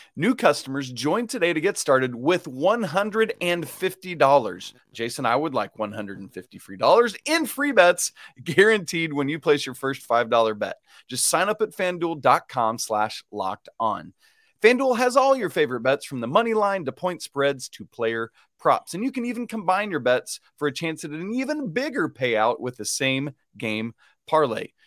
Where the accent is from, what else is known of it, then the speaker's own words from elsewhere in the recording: Atlanta, Georgia, United States; I grew up in Atlanta